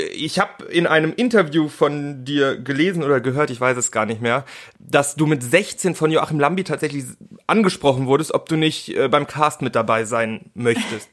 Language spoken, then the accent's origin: German; Cologne, North Rhine-Westphalia, Germany; ich komme ja aus Köln beziehungsweise aus der Nähe von Köln, da wohne ich mhm. jetzt inzwischen